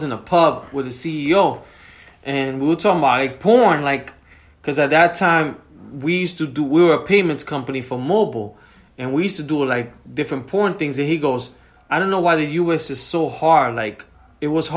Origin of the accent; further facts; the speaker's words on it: New York City, New York, United States; now in New Jersey, United States; we both grew up in the Heights.